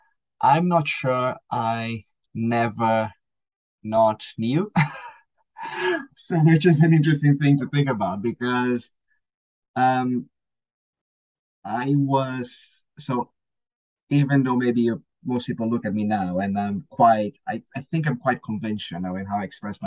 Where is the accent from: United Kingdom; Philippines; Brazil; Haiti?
Brazil; also born or lived in United States; I moved from Brazil to the States for a short period of time to do some sort of like an internship